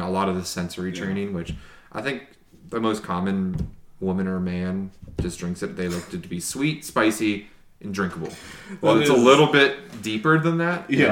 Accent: Cincinnati, Ohio, United States; now in Lexington, United States; I'm originally from Cincinnati, but I've lived in Kentucky for like 19 years now

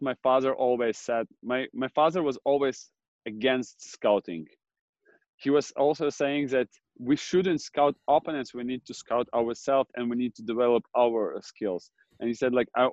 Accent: Jurmala, Latvia; it's pretty windy in Jurmala, my hometown where I grew up

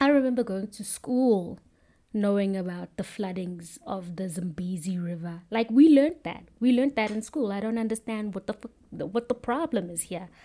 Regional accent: South Africa; I'm South African

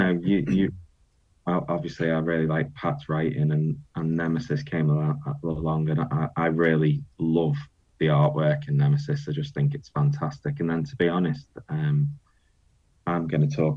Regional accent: the Wirral, North West England, United Kingdom; I'm from the Wirral, so I'm not allowed to call myself a Scouser

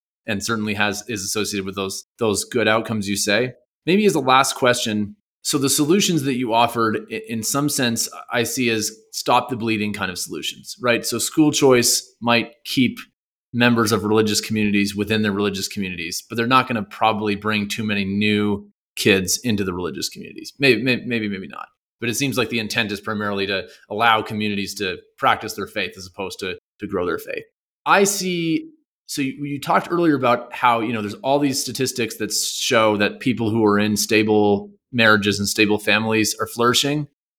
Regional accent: Canada; So I'm a Canadian. I moved here being kind of like pretty convinced by the, you know, public schools only kind of model.

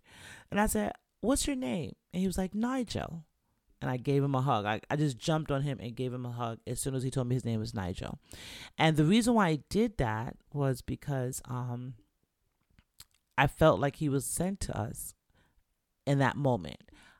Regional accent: Florida, United States; Where did you hear we were from Florida? You know, I didn't tell anyone I was from Florida.

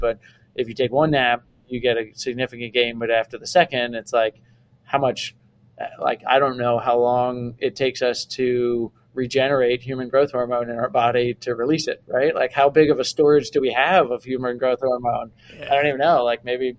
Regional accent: Delaware, United States; I grew up in yeah in Delaware

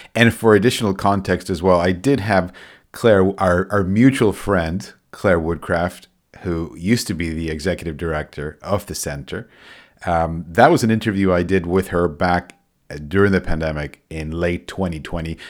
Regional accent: Argentina; I'm originally from Argentina

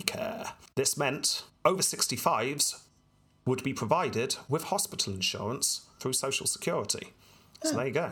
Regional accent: United Kingdom; being British here

